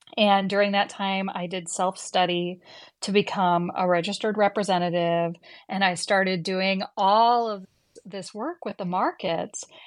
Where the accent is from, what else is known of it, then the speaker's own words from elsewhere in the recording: Midwest, United States; I grew up in the Midwest